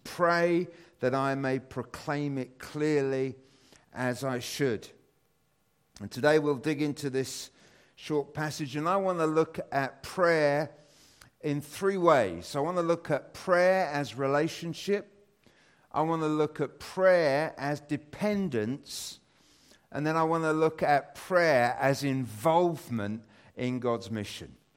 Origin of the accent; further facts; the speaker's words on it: United Kingdom; as British people